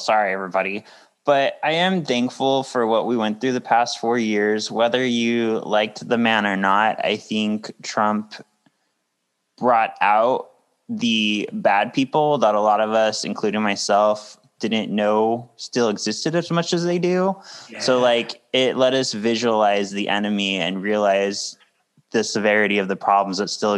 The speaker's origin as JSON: {"language": "English", "area": "Orange County", "region": "California", "country": "United States", "tie": "born or raised there", "said": "growing up in Orange County, which is known as being a little more conservative"}